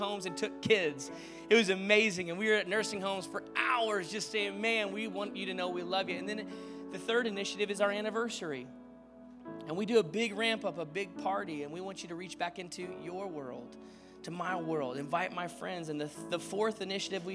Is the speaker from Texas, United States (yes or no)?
yes; Dallas, Texas, United States; also born or lived in Arizona; now in Orange County, United States; we lived in Arizona, we grew up in Dallas, and we moved to Orange County to plant this church